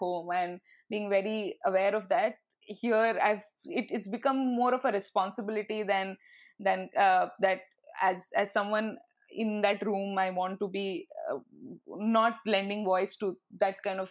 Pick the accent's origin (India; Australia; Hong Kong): India; moved away as an adult; now in Canada; as an Indian student